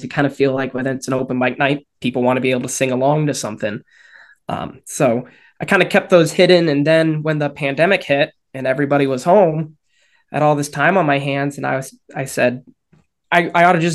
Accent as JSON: {"language": "English", "town": "Bar Harbor", "region": "Maine", "country": "United States", "tie": "born or raised there", "moved": "yes", "lives_now": "Augusta, United States", "said": "I'm born and raised out of Bar Harbor, which is about 2.5 hours on the coast."}